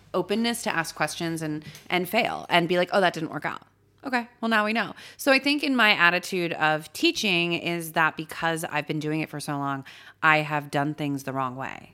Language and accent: English; Los Angeles, California, United States; born or raised there; moved away as an adult; also born or lived in San Francisco; now in New York, United States